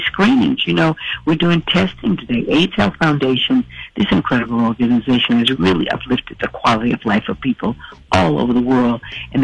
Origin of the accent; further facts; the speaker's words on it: Texas, United States; we grew up in Texas.